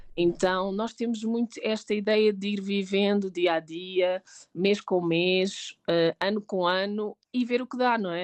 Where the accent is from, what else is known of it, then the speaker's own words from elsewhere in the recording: Sintra, Lisbon, Portugal; moved away as an adult; now in Mexico City, Mexico; Eu sou de Sintra